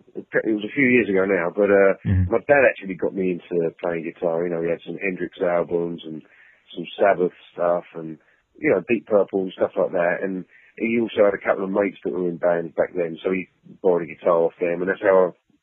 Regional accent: England, United Kingdom; moved away; I'm originally from England

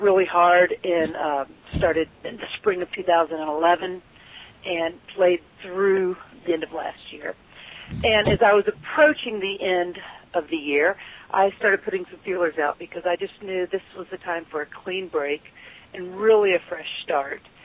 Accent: Lexington, Kentucky, United States; now in Cincinnati, United States; I'm from Lexington, Kentucky, but I've lived okay. in Cincinnati

